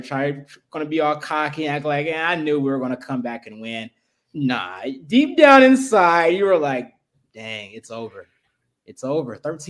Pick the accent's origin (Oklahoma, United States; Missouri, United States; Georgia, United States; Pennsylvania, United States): Missouri, United States; Kansas City; moved away as an adult; now in Los Angeles, United States; I'm out here in L.A., Coast to Coast, obviously. You guys know, you may not know, I'm from Kansas City, but I've been in L.A. for the past 4 years